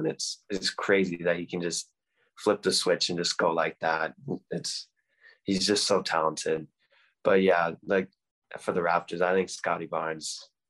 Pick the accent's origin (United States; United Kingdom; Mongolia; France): United States; Detroit, Michigan; now in Canada; I guess it started where I was born in the Detroit area.